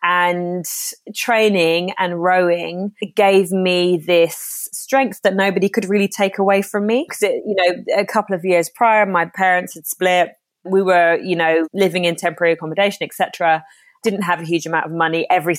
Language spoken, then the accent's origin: English; Ireland; Yeah, see, I'm half Irish, half Jamaican. I lived in Ireland. I was born in Ireland, hence me still pronouncing my R's and sounding like I'm from the West Country.